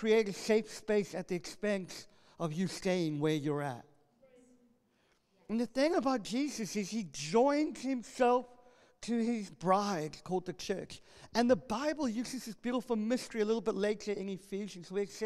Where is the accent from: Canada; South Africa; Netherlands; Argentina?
South Africa; moved away; I grew up in South Africa, one of the most violent